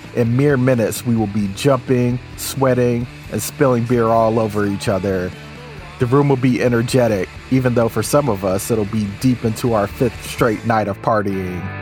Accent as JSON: {"language": "English", "town": "Tacoma", "region": "Washington", "country": "United States", "tie": "born or raised there", "said": "my hometown of Tacoma"}